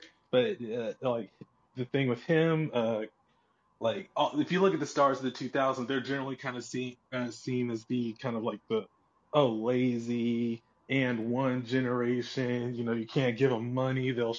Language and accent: English; Durham, North Carolina, United States; I grew up in Durham. I grew up around Duke